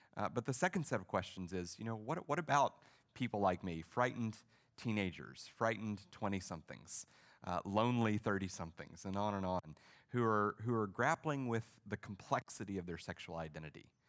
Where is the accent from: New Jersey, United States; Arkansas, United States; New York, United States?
Arkansas, United States; I was raised in Arkansas in a, in a Baptist church